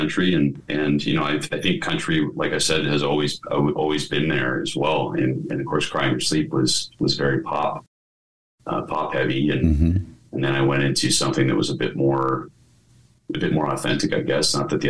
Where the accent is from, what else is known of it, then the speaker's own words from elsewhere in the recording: Colorado, United States; born there; also born or lived in Texas; I mean, of course, I was born in Colorado and we spent a lot of years in Texas.